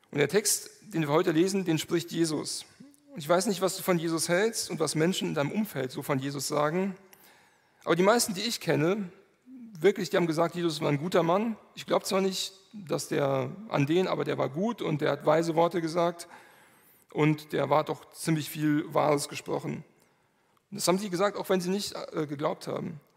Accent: Manderbach, Hesse, Germany; ich komme aus Manderbach

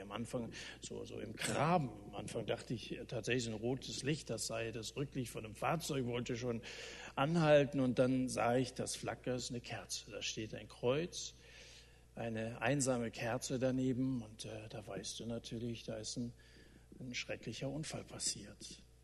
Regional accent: Germany; bei uns in Deutschland

